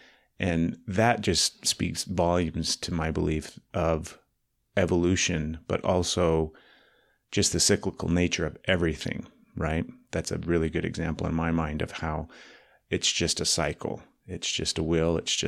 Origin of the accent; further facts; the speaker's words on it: Dallas, Texas, United States; Living in Dallas and growing up in Dallas and then going everywhere else you possibly can, right?